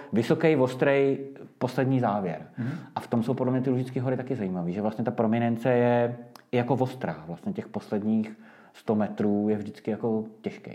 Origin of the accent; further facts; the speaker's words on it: Prague, Czechia; moved away as an adult; now in Lusatian Mountains, Czech Republic; my jsme Pražáci původně